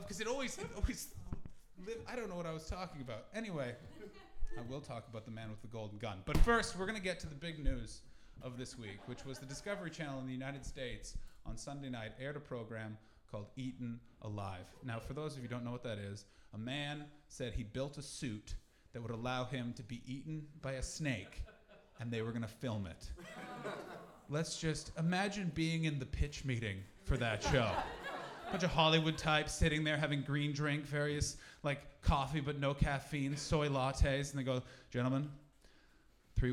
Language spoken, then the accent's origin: English; Canada; now in England; I'm from Canada